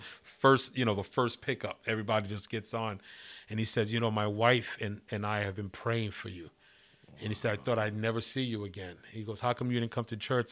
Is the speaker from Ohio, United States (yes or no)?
no; New York City, New York, United States; moved away; I kinda grew up, uh, you know, in the eighties, nineties, um, right in the city.